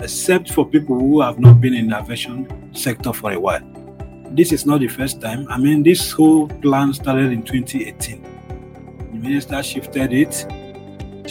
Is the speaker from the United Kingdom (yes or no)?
no; Nigeria; I am a Nigerian. I believe in Nigeria.